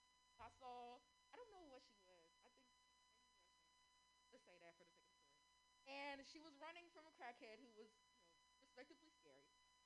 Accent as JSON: {"language": "English", "town": "San Francisco", "region": "California", "country": "United States", "tie": "born or raised there", "said": "So I am born and raised in San Francisco. I know it's such a rarity. We're so rare. I like to call San Francisco natives unicorns"}